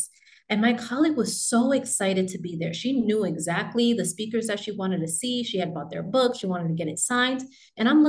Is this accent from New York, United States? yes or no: yes; New York, United States; moved away as an adult; now in Texas, United States; I'm originally from New York, and I left New York